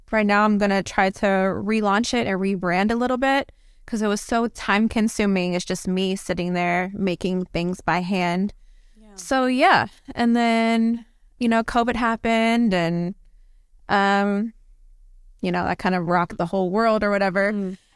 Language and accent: English; Louisiana, United States; also born or lived in California / Miami / North Carolina; um, I'm from Louisiana, um, born and raised. Grew up in California, Miami, Northern California, Southern California, North Carolina. Kind of moved around a lot.